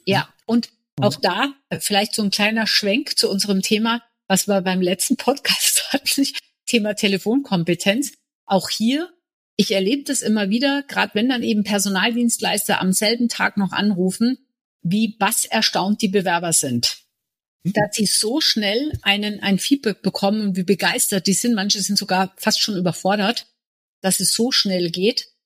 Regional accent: Munich, Bavaria, Germany; Ich bin gebürtige Münchnerin

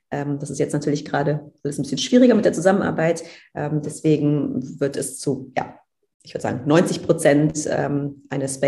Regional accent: Cologne, North Rhine-Westphalia, Germany; ich komme aus Köln, da gibt es Karneval.

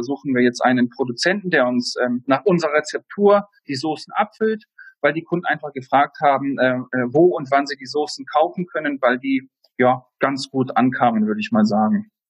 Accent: Kassel, Hesse, Germany; moved away as an adult; also born or lived in Düsseldorf; now in Heidelberg, Germany; Ich bin 1989 in Kassel geboren, habe dort meine Lehre als Hotelfachmann gemacht

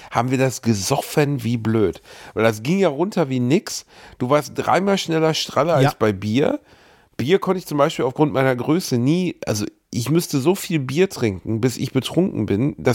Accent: Bavaria, Germany; Also vielleicht auch, weil ich, wo ich herkomme, ich glaube vielleicht, dass wirklich irgendwie das Landkind aus dem tiefsten Bayern höchstens so zum Schützenfest

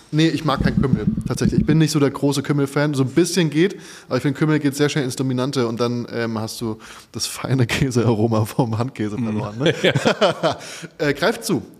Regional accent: Odenwald, Germany; ich habe eine Spezialität aus meiner Heimat mitgebracht. Ich bin ja vom Odenwald, mehr oder weniger.

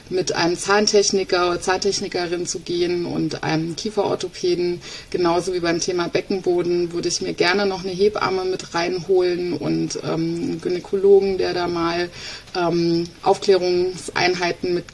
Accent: East Germany, Germany; Ich bin ja ein äh, Ostkind, ein Kind der DDR.

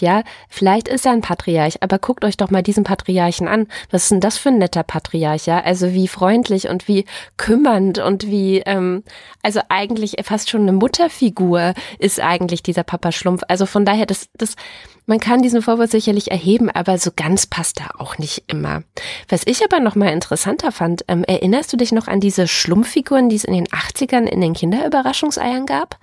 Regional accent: Dessau-Wörlitz Garden Realm, Saxony-Anhalt, Germany; moved away; in meiner alten Heimat, also ich sagte ja gerade schon so halb DDR, halb Westen, weißt du ja, ähm, nämlich im Dessau-Wörlitzer Gartenreich, so heißt es heute, also früher hieß, hieß das einfach das Kaff

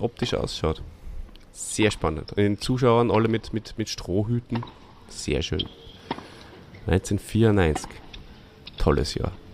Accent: Austria; hierzulande bei uns in Österreich

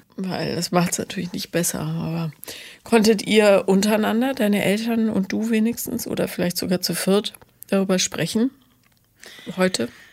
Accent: Bonn, North Rhine-Westphalia, Germany; ich bin ja in Bonn aufgewachsen

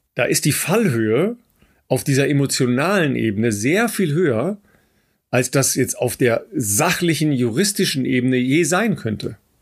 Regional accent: Germany; wir als Deutsche

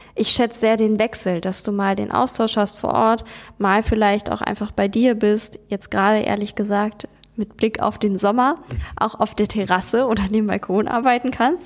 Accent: Germany; bei uns in Deutschland

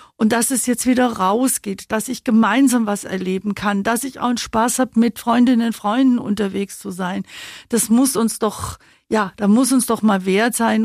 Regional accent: Babenhausen, Bavaria, Germany; accent: Swabian; moved away as an adult; also born or lived in Berlin; now in Augsburg, Germany; ich bin aufgewachsen in Babenhausen, in Grumbach in der Schule gewesen

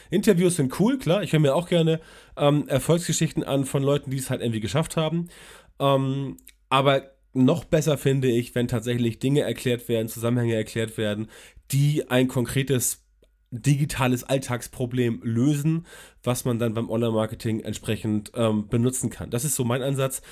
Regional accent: Hamburg, Germany; ich komme aus Hamburg

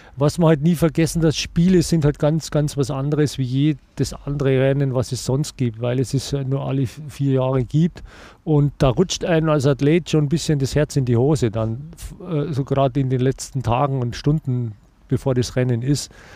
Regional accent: Germany; bei uns in Deutschland

